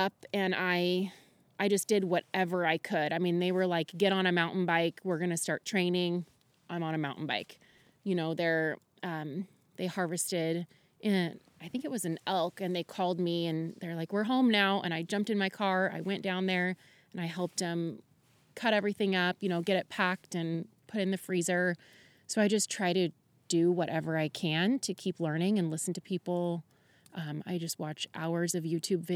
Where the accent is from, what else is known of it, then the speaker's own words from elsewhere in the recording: Camas, Washington, United States; moved away as an adult; now in Goldendale, United States; I am from Camas, Washington, just recently moved to Goldendale